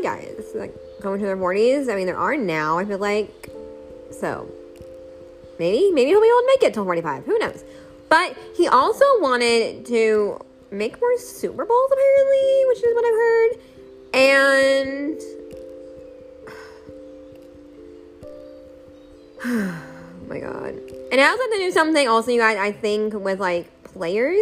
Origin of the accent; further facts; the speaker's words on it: Seattle, Washington, United States; I am from Seattle